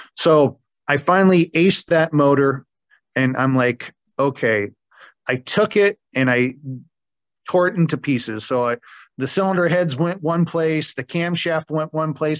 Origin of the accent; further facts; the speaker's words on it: Erie, Pennsylvania, United States; now in Des Moines, United States; I was born in Erie, Pennsylvania